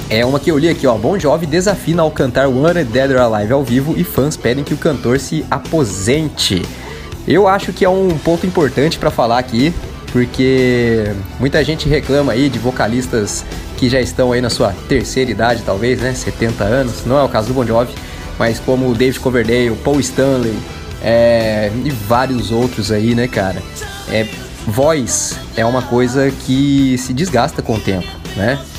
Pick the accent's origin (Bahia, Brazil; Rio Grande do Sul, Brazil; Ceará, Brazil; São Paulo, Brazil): Rio Grande do Sul, Brazil; Porto Alegre; Somos do Rio de Janeiro, mas eu sou de Porto Alegre e sou fã do programa.